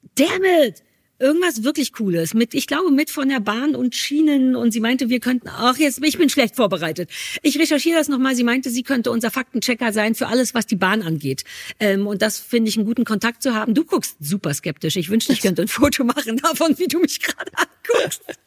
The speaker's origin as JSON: {"language": "German", "region": "Berlin", "country": "Germany", "said": "bei uns in Berlin"}